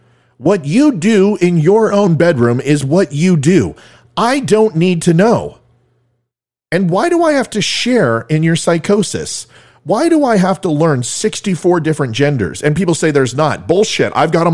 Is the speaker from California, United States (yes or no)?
yes; California, United States; now in Virginia, United States; A lot of people know I'm from Virginia. Not originally. I'm a California guy.